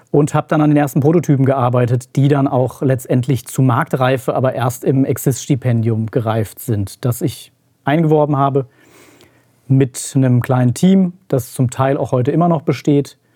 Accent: Hesse, Germany; now in Marburg, Germany; Ich komme eigentlich aus der Nähe von Gießen, bin der Familie wegen nach Marburg gezogen.

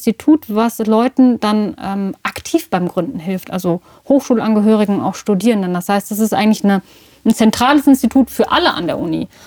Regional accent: Marburg, Hesse, Germany; now in Düsseldorf, Germany; Ja, ich komme aus Marburg, habe dann ähm, aber auch lange Zeit und lebe auch immer noch äh, zum Teil in Düsseldorf.

